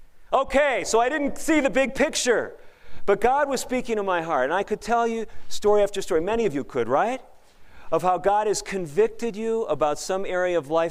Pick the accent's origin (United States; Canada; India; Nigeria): United States; Chicago, Illinois; I aspired as a young boy growing up in Chicago to be a garbage collector.